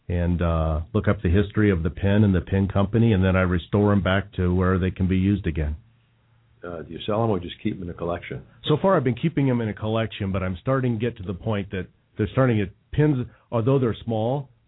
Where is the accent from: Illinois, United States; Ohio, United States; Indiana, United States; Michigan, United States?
Indiana, United States; moved away; So maybe that was growing up in Indiana.